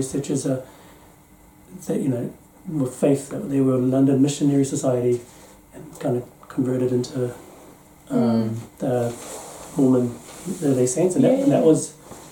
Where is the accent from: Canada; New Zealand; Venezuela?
New Zealand; I was born in New Zealand